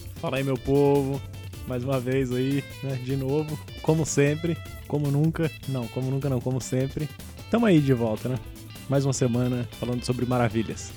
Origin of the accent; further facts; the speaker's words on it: São Paulo, Brazil; eu sou de Itaquera, né? Que é o final da linha vermelha